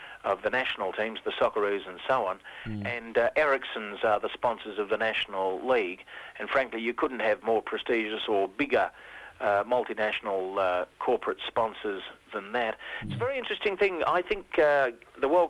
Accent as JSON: {"language": "English", "region": "England", "country": "United Kingdom", "tie": "born or raised there", "also_born_or_lived": "Sydney, Australia", "moved": "yes", "lives_now": "Australia", "said": "I was born in England and was brought up on playing soccer, and then I played rugby league for some years in Sydney"}